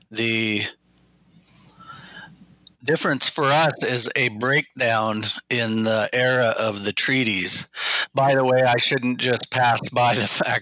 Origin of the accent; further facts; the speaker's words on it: Southwest Washington, United States; I was born and raised here in Southwest Washington in my Chinook people's territory